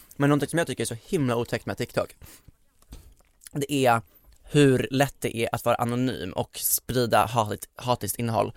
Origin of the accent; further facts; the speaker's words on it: Västerås, Västmanland, Sweden; moved away; jag var hemma i Västerås över jul